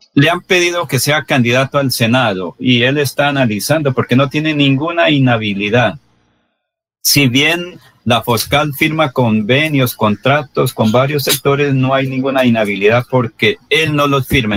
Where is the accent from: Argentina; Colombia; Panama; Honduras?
Colombia; Barbosa, Santander; Una es alcaldesa de mi pueblo natal